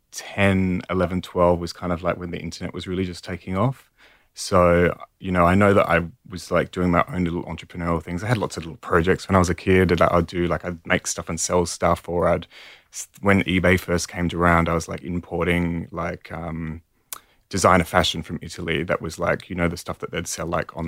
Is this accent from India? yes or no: no; Perth, Western Australia, Australia; moved away; also born or lived in Paris, France; I'm from Perth originally, the other side of the country.